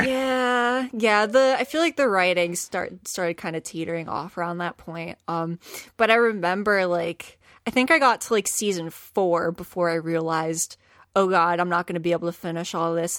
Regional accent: Philadelphia, Pennsylvania, United States; I grew up in South Philly, and then I ended up moving to the suburbs when I was sixteen

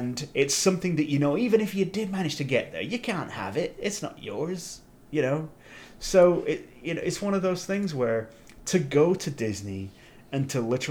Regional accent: England, United Kingdom; being English in the 80s

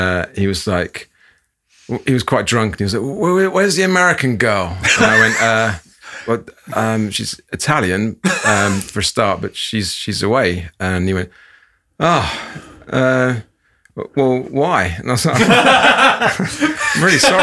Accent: London, United Kingdom; I grew up in North London

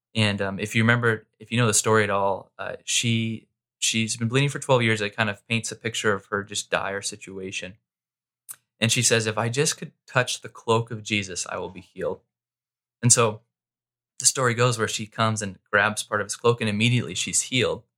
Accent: Mesa, Arizona, United States; also born or lived in Southern California; I grew up in Mesa, uh, most of my life

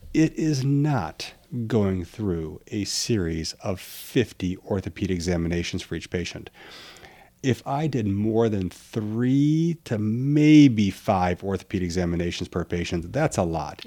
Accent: Midwest, United States; I'm from the Midwest

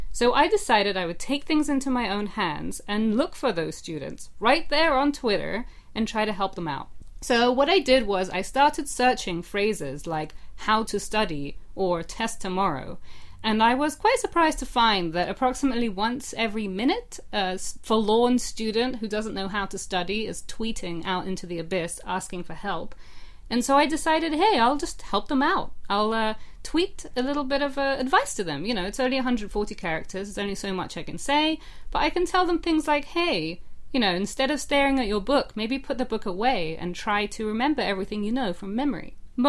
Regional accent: England, United Kingdom; accent: English; also born or lived in Russia; I was born in Russia, and I grew up there a little bit until I was about 7 or 8. And then my family moved to England, which is what you should be hearing, because that's the accent that I'm supposed to have.

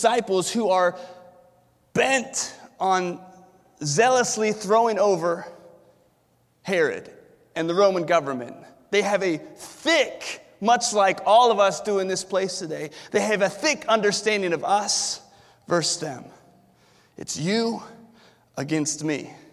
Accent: Williamsburg, Virginia, United States; I was born and raised here in Williamsburg

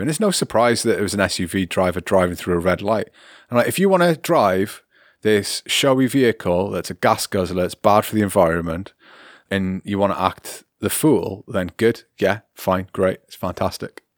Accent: United Kingdom; now in Germany

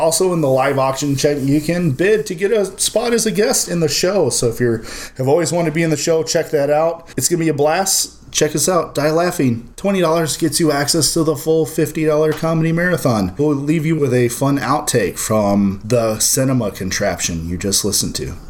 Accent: Midwest, United States; But yeah, I'm from the Midwest.

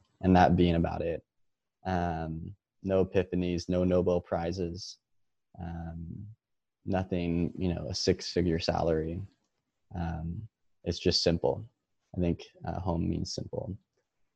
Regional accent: Monterey, California, United States; also born or lived in Bay Area, California; I grew up in Monterey all my life

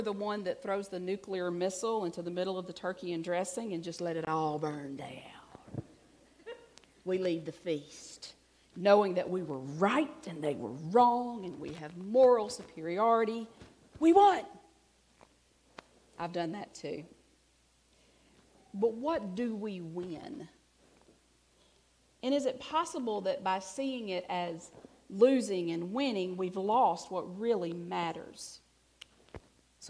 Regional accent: Alabama, United States; I'm from Alabama

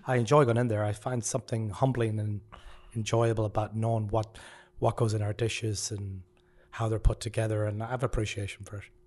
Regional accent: West Coast of Ireland, west of Ireland, Ireland; now in Memphis, United States; I'm from the West Coast, so I'm a Culchi compared to Patrick

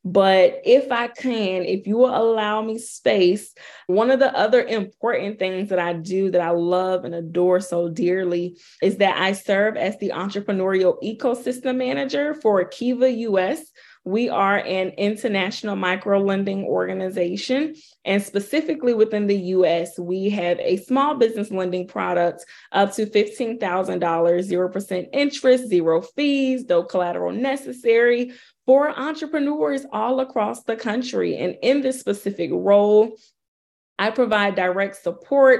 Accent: Baltimore, Maryland, United States; I am hailing from Baltimore, Maryland. However, I am a global queen, okay? I am all over the place

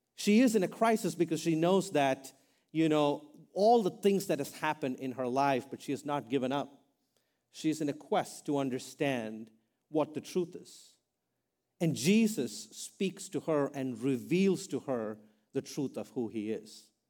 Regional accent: India; now in United States; I'm an Indian guy.

